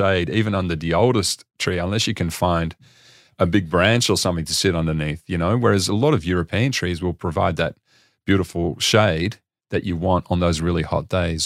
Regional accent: Australia; I'm actually from Australia

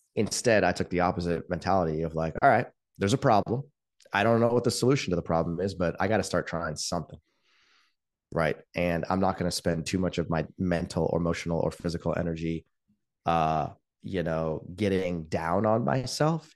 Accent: Palo Alto, California, United States; I grew up in Palo Alto in the nineteen eighties

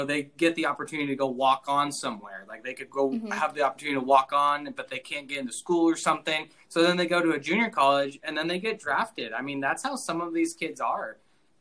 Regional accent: Sacramento, California, United States; moved away as an adult; also born or lived in Oregon; I'm originally from California, born and raised in Sacramento

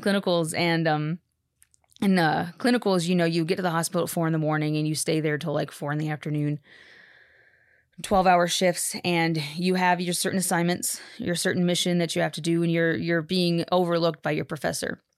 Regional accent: Texas, United States; also born or lived in Haiti; born in Texas, born and raised in Texas.

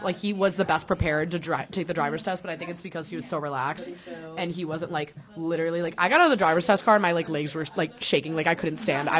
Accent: Illinois, United States; I'm from Illinois.

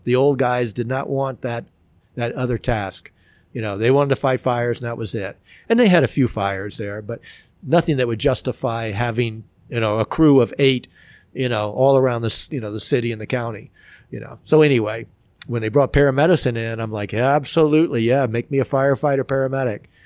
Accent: Miami, Florida, United States; growing up in Miami, I mean, we could bike to the beach

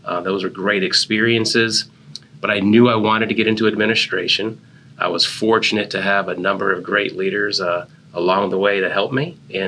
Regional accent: Hawaii, United States; And that's where I ended up graduating high school. So as you can imagine, growing up in Hawaii, that was a hard time.

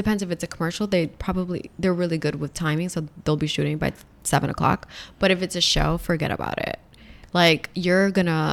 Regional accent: New York City, New York, United States; moved away as an adult; now in Los Angeles, United States; growing up in Rockaway was very different from what Rockaway is like now

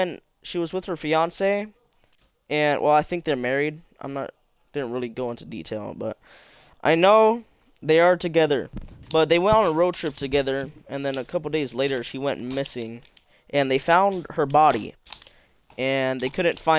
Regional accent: California, United States; now in Oregon, United States; I am the old man of the group. I am 16 years old. And I live in Oregon, and I am from California.

